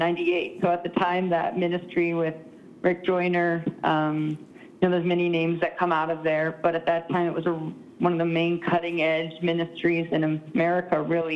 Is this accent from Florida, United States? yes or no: no; Southeast Alaska, United States; I'm originally from Alaska, so I was born and raised in Southeast Alaska